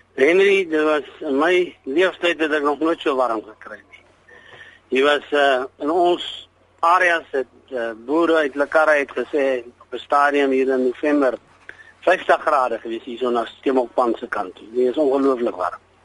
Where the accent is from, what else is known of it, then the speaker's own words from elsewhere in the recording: Molopo, on the Botswana border, North West, South Africa; is gebore in die Malopo op die Botswana grens